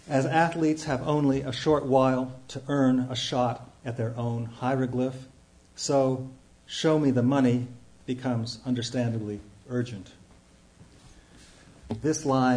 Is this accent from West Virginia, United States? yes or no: no; Youngstown, Ohio, United States; moved away; I'm from Youngstown, Ohio